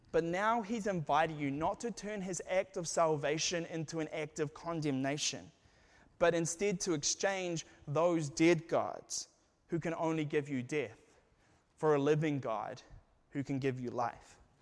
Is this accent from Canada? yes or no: no; New Zealand; moved away as an adult; now in United States; I was from New Zealand